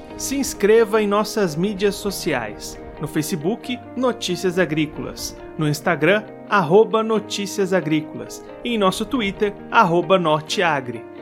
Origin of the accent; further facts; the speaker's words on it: Brazil; a gente é brasileiro